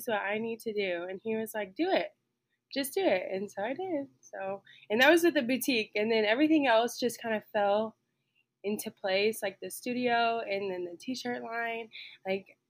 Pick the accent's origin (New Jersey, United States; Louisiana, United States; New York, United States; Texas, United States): Texas, United States; Stephenville; I am from Stephenville, Texas, and I currently still live in Stephenville, Texas. I have lived here for my entire life